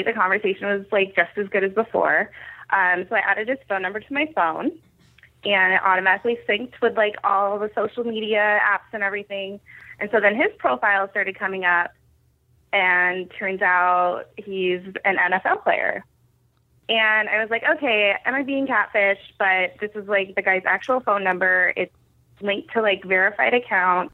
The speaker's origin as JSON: {"language": "English", "town": "Edmonds", "region": "Washington", "country": "United States", "tie": "born or raised there", "said": "I grew up in Edmonds, too."}